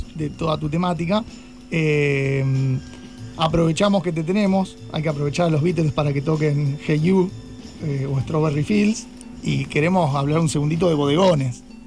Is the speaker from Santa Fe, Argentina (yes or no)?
yes; Rosario, Santa Fe, Argentina; los que somos de Rosario o de la zona central del país